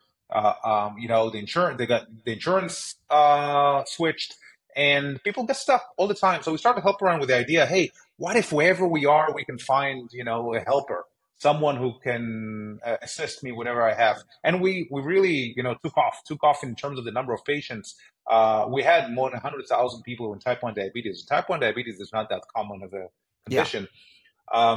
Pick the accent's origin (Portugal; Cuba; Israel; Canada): Israel; moved away as an adult; now in United States; growing up in Israel, which is a universal healthcare system